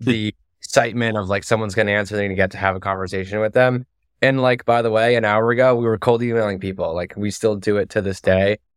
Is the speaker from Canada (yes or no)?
yes; Toronto, Ontario, Canada; moved away as an adult; also born or lived in United States; I left Toronto at eighteen, um, and so I didn't, I didn't go to university in Canada.